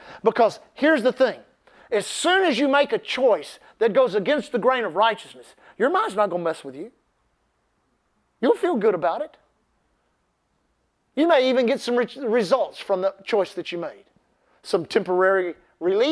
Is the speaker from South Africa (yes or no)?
no; United States; we're American